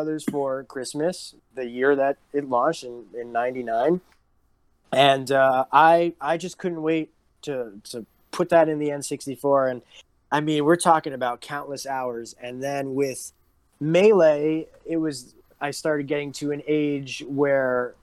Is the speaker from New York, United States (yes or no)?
yes; New York, United States; moved away; I grew up in New York